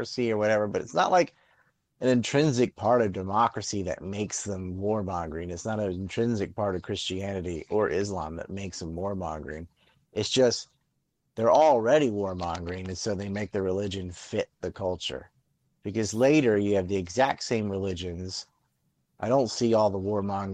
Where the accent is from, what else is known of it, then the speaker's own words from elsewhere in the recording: North Carolina, United States; I'm from North Carolina